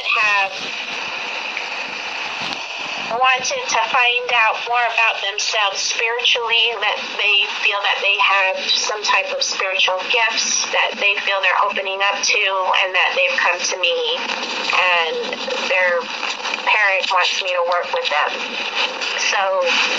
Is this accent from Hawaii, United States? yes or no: yes; Hawaii, United States; I'm originally from Hawaii, and I grew up in the Roman Catholic Church